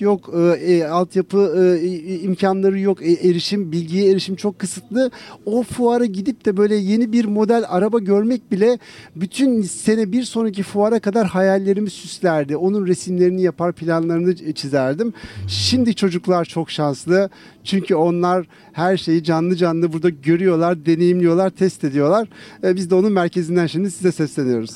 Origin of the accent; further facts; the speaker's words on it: İzmir, Turkey; Ben İzmir, doğma büyüme İzmirliyim.